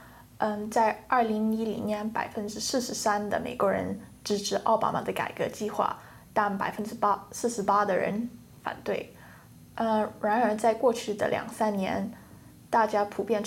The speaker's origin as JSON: {"language": "Chinese", "country": "United Kingdom", "tie": "born or raised there", "said": "我在我是在英国出生的"}